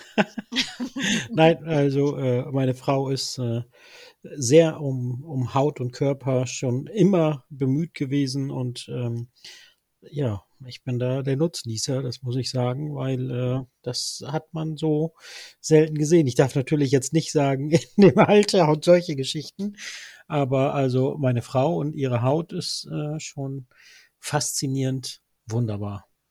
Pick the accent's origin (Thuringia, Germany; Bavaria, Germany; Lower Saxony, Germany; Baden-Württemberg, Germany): Lower Saxony, Germany; Norderney; als gebürtiger Norderneier